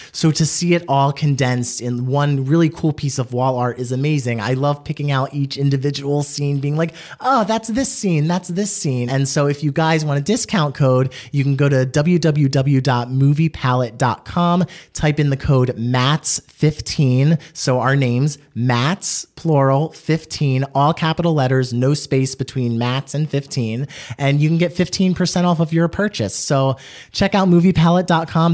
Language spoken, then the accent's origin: English; East Coast, United States; we from the East Coast